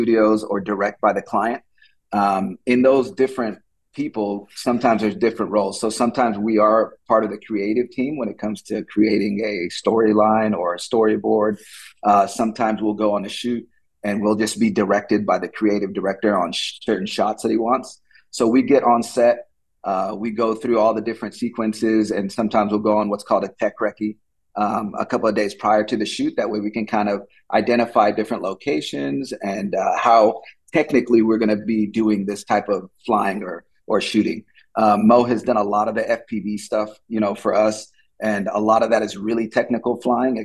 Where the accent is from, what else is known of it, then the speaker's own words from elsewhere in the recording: San Antonio, Texas, United States; moved away as an adult; now in Saudi Arabia; I was born actually in San Antonio, Texas, where my mom and dad met.